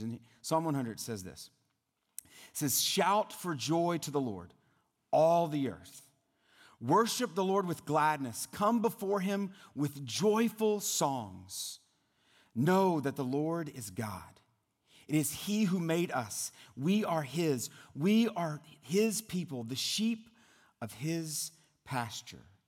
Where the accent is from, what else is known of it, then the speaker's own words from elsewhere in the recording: South Louisiana, United States; moved away; I'm originally from the South, from South Louisiana